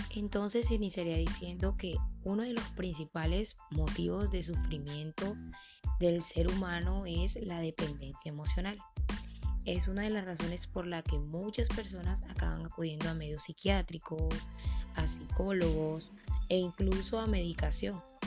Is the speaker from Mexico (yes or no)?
no; Colombia; mi país, Colombia